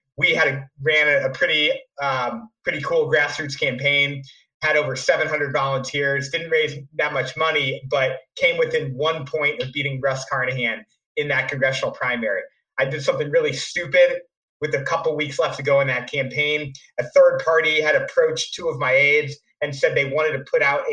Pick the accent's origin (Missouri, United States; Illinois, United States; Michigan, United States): Missouri, United States; St. Louis; also born or lived in New York City; came back after 5 years in New York City to my hometown of St. Louis